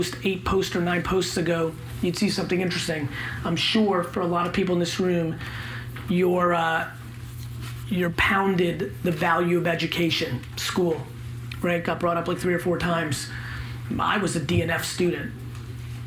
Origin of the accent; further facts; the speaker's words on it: New York City, New York, United States; also born or lived in Belarus; When I came to America, I was 3 years old. I lived in a studio apartment in Queens